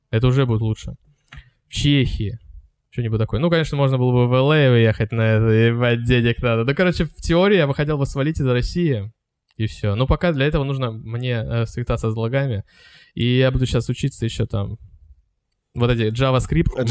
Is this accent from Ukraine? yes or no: yes; Ukraine; moved away; Я здесь живу, потому что просто меня привезла бабушка в свое время сюда. А так я украинец вообще, родился на Украине. … я не русский.